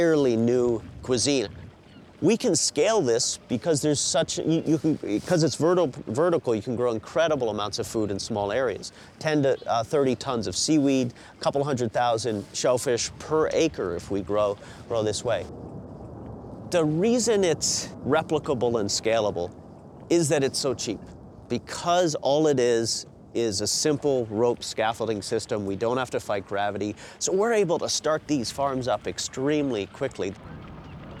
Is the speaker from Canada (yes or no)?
yes; Newfoundland and Labrador, Canada; moved away; also born or lived in Alaska; I was born and raised in Newfoundland in the fishery there